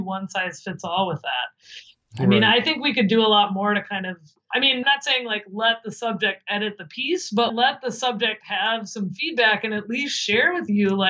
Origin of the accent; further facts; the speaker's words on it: Midwest, United States; now in New Jersey, United States; I'm from the Midwest